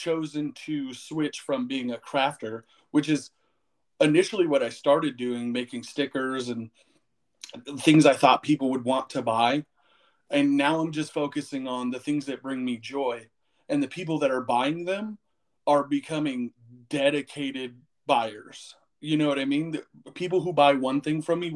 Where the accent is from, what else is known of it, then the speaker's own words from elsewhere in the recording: Vallejo, California, United States; moved away as an adult; now in Phoenix, United States; I grew up in Vallejo, which is a heavily urban area